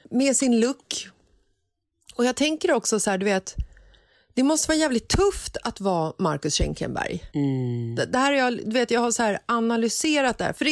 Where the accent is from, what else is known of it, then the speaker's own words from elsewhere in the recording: Stockholm, Stockholm County, Sweden; jag är uppvuxen i Bagarmossen.